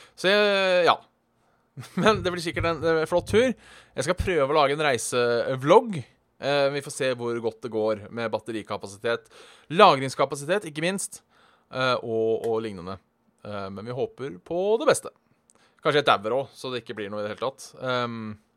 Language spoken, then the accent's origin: Norwegian; Norway; som nordmann